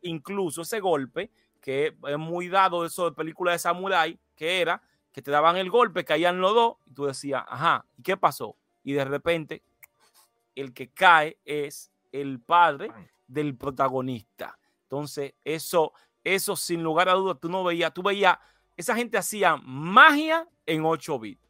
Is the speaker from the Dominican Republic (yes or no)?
yes; Dominican Republic